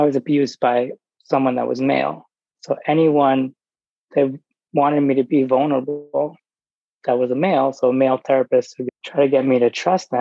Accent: New York, United States; I grew up in New York

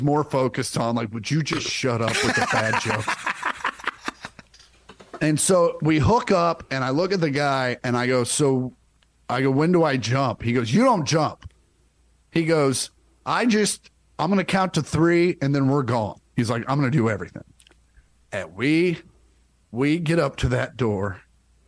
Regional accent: Kansas, United States; growing up in Kansas

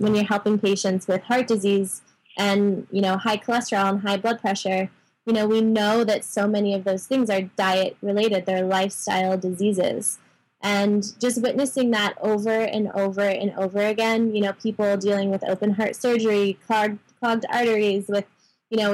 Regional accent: Sedona, Arizona, United States; born or raised there

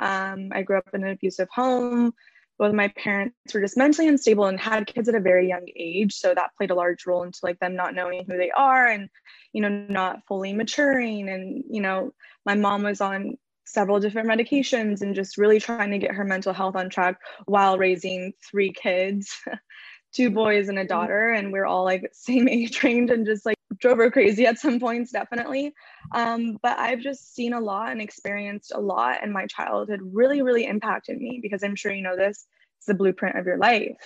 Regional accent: Orange County, California, United States; now in Los Angeles, United States; I grew up in Orange County in California. I'm currently living

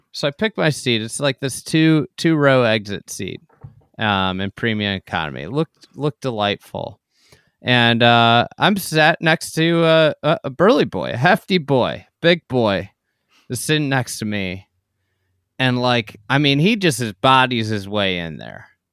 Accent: Midwest, United States; I'm a Midwesterner

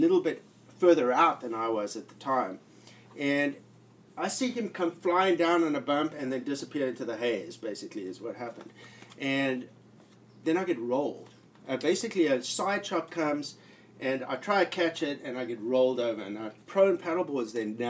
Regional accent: South Africa; moved away; I'm from South Africa and I was in the Navy

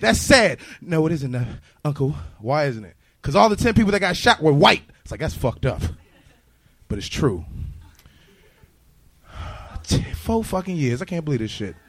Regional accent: Los Angeles, California, United States; I'm from Los Angeles

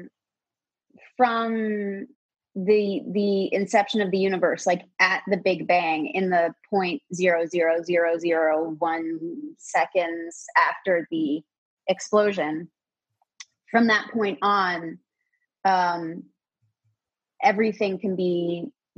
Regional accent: Toronto, Ontario, Canada; I'm from Toronto

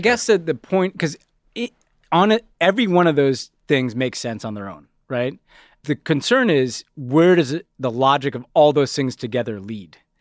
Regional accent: New York, United States; as a New Yorker

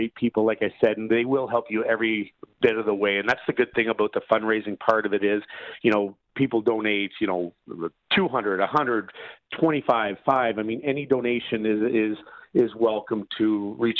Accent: Canada; being a Canadian kid

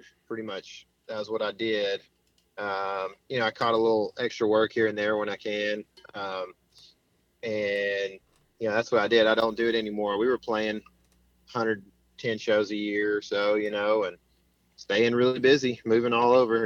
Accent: East Texas, United States; I grew up in a small town here in East Texas

